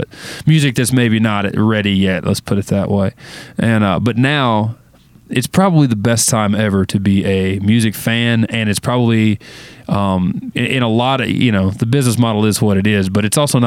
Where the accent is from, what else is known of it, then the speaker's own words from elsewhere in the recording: Florida Gulf Coast, United States; also born or lived in Clinton, Arkansas; now in Nashville, United States; I moved to Florida with my mom, and we lived there about 10 years